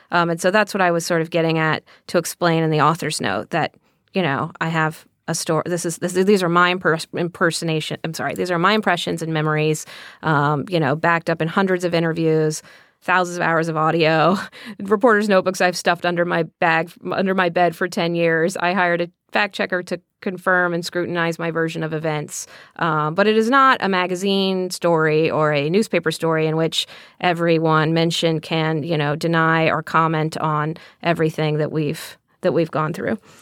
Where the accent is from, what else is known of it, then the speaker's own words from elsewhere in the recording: Texas, United States; when I was growing up in Texas